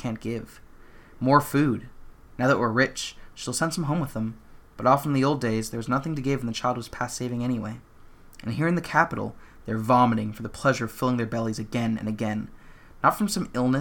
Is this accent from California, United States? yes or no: yes; Southern California, United States; cishet white guy growing up in Southern California